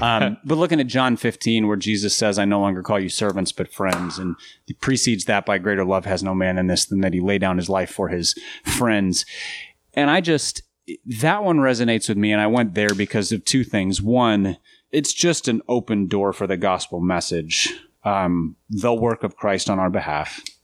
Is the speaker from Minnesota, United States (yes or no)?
yes; Minnesota, United States; now in Nashville, United States; I grew up in Minnesota